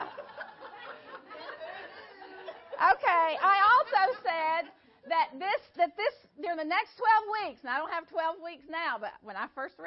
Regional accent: United States; We are American. We are American Gentile Christians

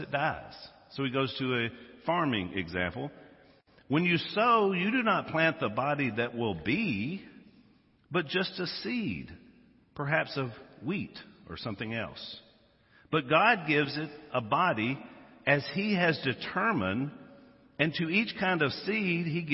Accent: Louisiana, United States; We're from Louisiana.

